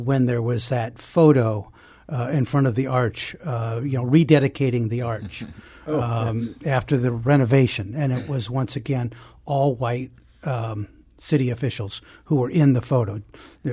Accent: St. Louis, Missouri, United States; I grew up in St. Louis, spent most of my life

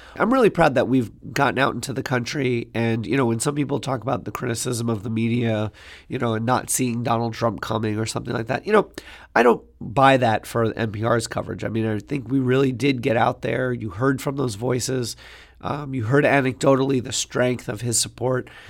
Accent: New York City, New York, United States; I grew up in Queens

